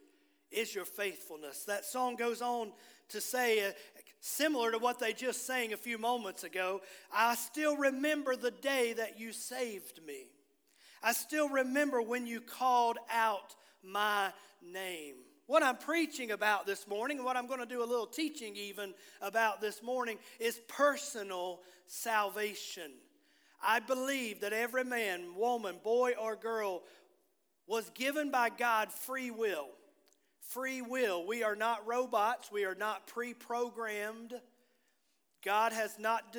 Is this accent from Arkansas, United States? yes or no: no; Bluefield, Virginia, United States; moved away; I grew up on the Virginia side. I was born on the West Virginia side